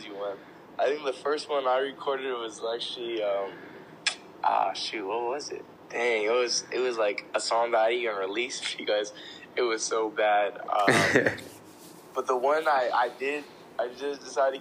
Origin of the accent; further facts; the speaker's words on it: Orlando, Florida, United States; I'm from Orlando, Florida. I've been here my whole life